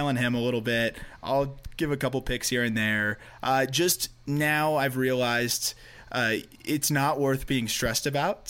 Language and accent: English; Florida, United States; I'm from Florida